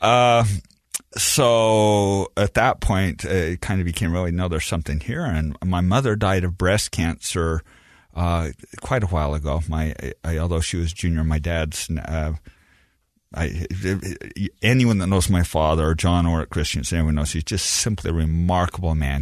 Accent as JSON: {"language": "English", "town": "Beaver", "region": "Utah", "country": "United States", "tie": "born or raised there", "said": "I grew up in Beaver, Utah. I am very proud of that."}